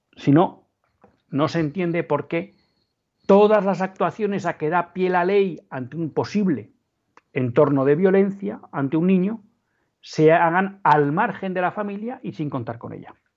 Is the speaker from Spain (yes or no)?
yes; Spain; como católicos y como ciudadanos españoles